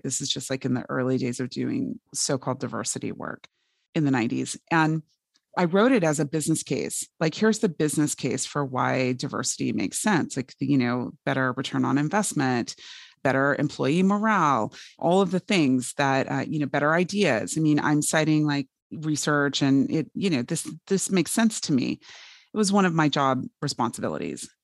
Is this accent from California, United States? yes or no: yes; Fresno, California, United States; I grew up in Fresno, California